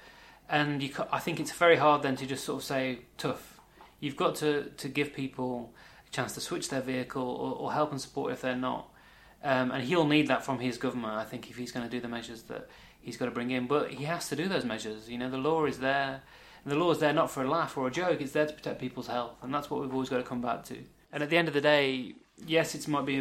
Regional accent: Wolverhampton, West Midlands, United Kingdom; moved away; I'm from the West Midlands. I was born in Wolverhampton

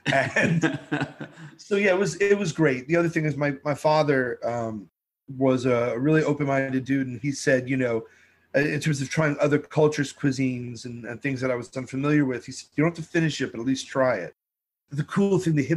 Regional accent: New York City, New York, United States; growing up in Brooklyn, you had every first-generation immigrant family right there.

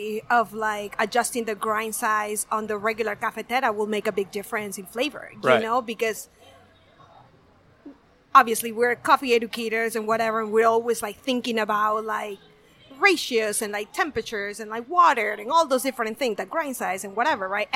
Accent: Peru; moved away as an adult; also born or lived in Seattle, Washington; now in Miami, United States; Originally from Peru. Mm-hmm. So I was raised in the land of ceviche.

